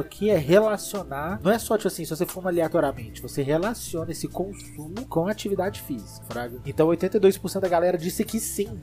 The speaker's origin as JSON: {"language": "Portuguese", "town": "Belo Horizonte", "region": "Minas Gerais", "country": "Brazil", "said": "nós somos de BH"}